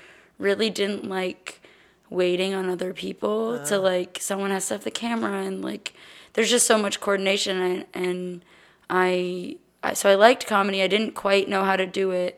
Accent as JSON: {"language": "English", "town": "Austin", "region": "Texas", "country": "United States", "tie": "born or raised there", "also_born_or_lived": "Los Angeles, California", "said": "I grew up here in Austin. I was born in LA, but lived here basically my whole life."}